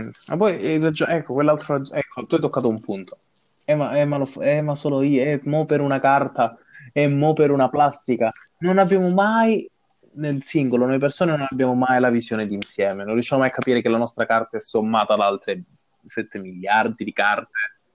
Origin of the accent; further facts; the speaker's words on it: Placanica, Calabria, Italy; moved away; quando si fa sera a Placanica, dove non, sono, dove non c'è inquinamento eh, luminoso